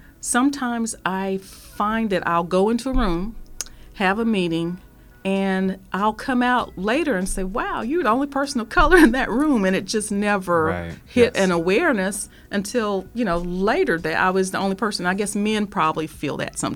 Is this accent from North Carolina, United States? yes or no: yes; Fayetteville, North Carolina, United States; now in Wichita, United States; In North Carolina, there's Fort Bragg. That's the town my hometown was in.